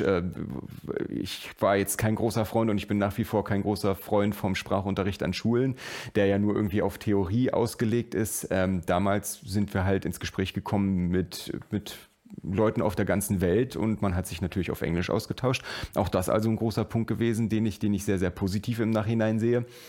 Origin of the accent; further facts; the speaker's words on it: Germany; Bei uns in Deutschland ist das Thema natürlich sehr, sehr viel später wie immer aufgekommen